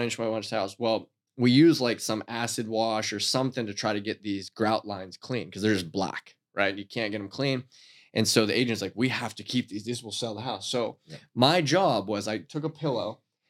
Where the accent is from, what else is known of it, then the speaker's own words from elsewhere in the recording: Titusville, Pennsylvania, United States; moved away; also born or lived in Erie / Edinboro; I'm originally from Titusville.